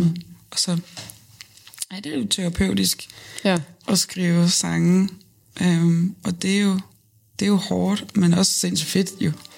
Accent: Lolland, Zealand, Denmark; also born or lived in Nykøbing Falster; Så er jeg fra Lolland, fra en lille bitte, bitte flække, der hedder øh, Røde Station

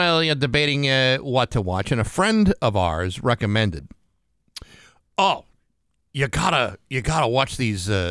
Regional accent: Rehoboth, Massachusetts, United States; moved away as an adult; my hometown of Rehoboth, Massachusetts

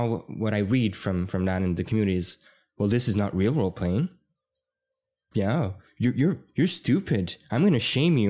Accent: Canada; we're Canadian.

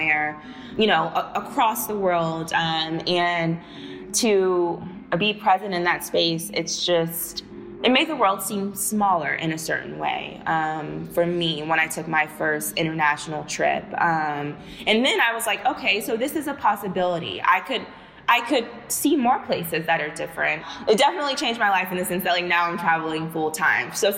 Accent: Houston, Texas, United States; moved away as an adult; I'm from Texas. I'm from not from a small town. I'm from Houston. But even still, the area that I grew up

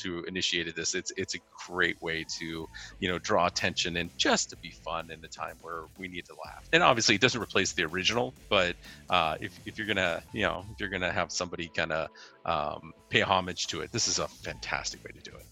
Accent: Salinas, California, United States; I grew up in the Monterey Bay Area, Salinas, Monterey

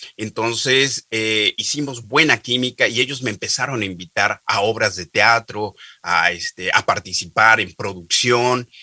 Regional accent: Oaxaca, Mexico; also born or lived in Mexico City; yo soy de Oaxaca, que es un estado al sureste de la República Mexicana

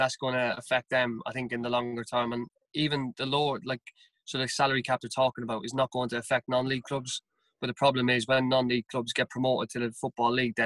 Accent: Carlow, Leinster, Ireland; moved away as an adult; also born or lived in Bagenalstown; now in United Kingdom; myself and my wife, we're both from Carlow, and we looked at going home

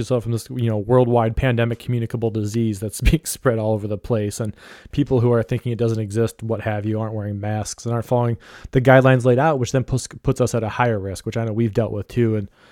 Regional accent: Ohio, United States; I'm from Ohio

